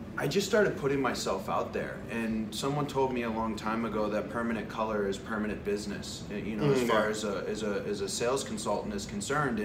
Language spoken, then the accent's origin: English; East Coast, New England, United States; growing up in the East Coast